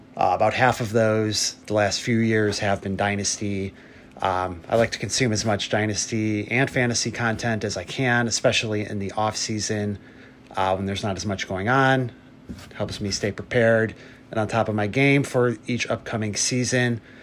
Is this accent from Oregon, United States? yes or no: no; Cleveland, Ohio, United States; we are both from Cleveland area uh, in Ohio here